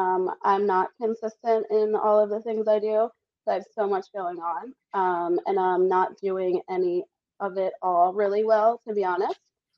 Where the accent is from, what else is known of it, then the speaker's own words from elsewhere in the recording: Las Vegas, Nevada, United States; And I was like … from Vegas.